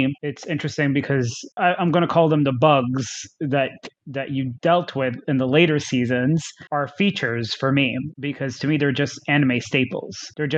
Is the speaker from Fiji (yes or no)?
no; Thailand; What I had growing up in Thailand was Animax.